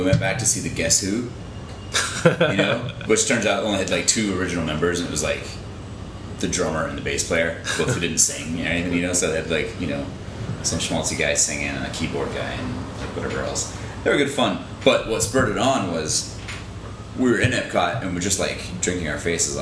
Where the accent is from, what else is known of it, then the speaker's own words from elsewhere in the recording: Glasgow, Scotland, United Kingdom; moved away as an adult; also born or lived in Jacksonville, Florida, United States; now in United States; I was born in Florida, in Jacksonville, Florida. My mom and dad lived there for a long time. I lived there till I was 9, then went to Glasgow, Scotland, and was there till I was like 22